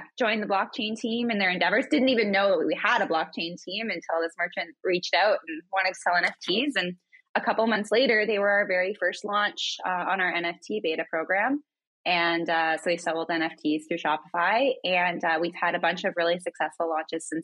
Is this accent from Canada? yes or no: yes; Northern Ontario, Canada; moved away as an adult; I grew up in Northern Ontario in a little town.